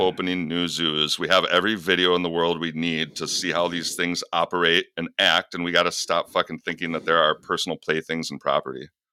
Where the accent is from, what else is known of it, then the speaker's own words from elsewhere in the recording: Michigan, United States; I was a feminine kid growing up in Michigan